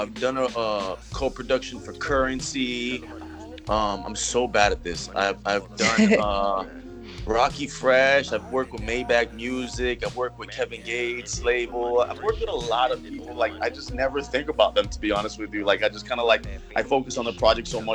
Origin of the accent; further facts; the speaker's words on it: Colombia; now in Miami, United States; I'm from Colombia. I was born and raised in Colombia, but I live in Miami. I've been in Miami for about like over 10 years now, so this is home.